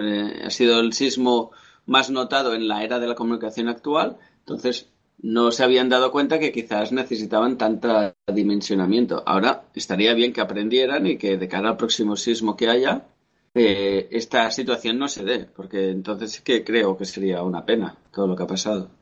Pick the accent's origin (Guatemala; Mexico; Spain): Spain; also born or lived in Catalonia; como español que somos